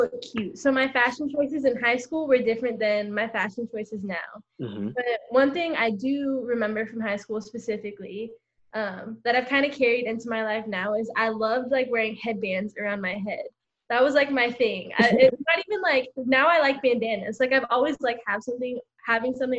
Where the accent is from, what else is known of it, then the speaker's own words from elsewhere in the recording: Orange County, California, United States; also born or lived in Los Angeles, California; I'm from Orange County, California.